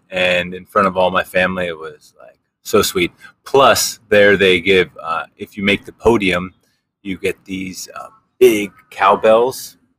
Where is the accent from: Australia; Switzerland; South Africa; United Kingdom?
Switzerland; moved away; I was born in Switzerland and I see my family.